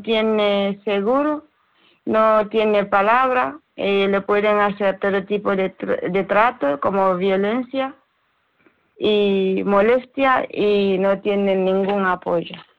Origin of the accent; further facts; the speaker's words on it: Sierra Leone; Spanish is a second language; moved away as an adult; now in Spain; yo soy de Sierra Leona